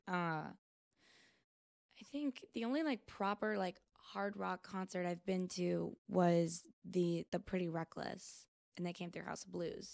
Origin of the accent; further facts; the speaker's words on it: United States; I am American